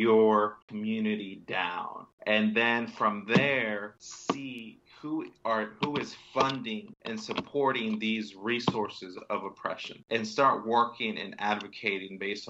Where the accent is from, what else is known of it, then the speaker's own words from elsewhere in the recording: Northern Virginia, United States; I grew up in Northern Virginia